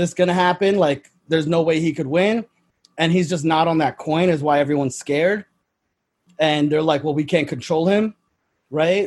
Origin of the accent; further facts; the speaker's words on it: New York, United States; I'm from New York